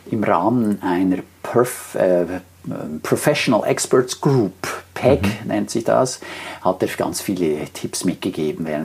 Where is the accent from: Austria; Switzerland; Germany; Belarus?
Switzerland; Und wenn du so willst, als Schweizer ist ja fast alles international.